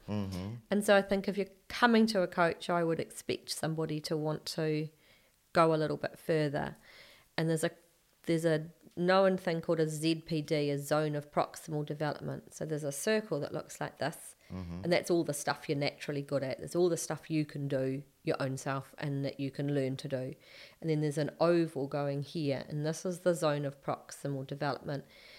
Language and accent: English; Hamilton, Waikato, New Zealand; also born or lived in England; But when I was born in England. And then when we came back to New Zealand, my grandmother, my mum's mum, drove up from Hamilton to Auckland to collect us, and I was about two and a half.